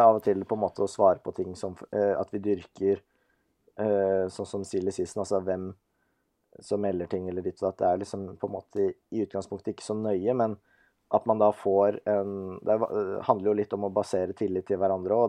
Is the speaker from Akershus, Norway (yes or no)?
yes; Nesodden, Akershus, Norway; vi er jo begge fra Nesodden, samme kull, samme vennegjeng